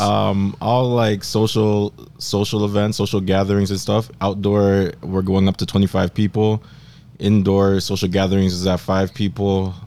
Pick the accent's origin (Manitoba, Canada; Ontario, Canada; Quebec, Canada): Quebec, Canada; Montreal; I was born in Montreal